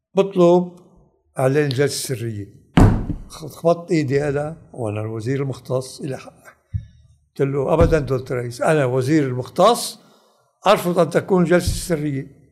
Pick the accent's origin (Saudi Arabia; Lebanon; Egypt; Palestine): Lebanon; انا لبناني